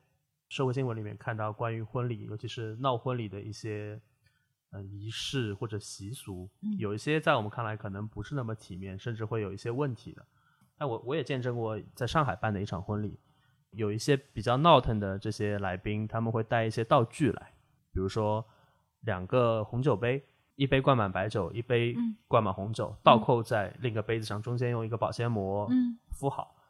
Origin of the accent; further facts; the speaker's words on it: China; 就可能这样对于我们中国人来说，他的一个情感的浓度可能会不是那么高。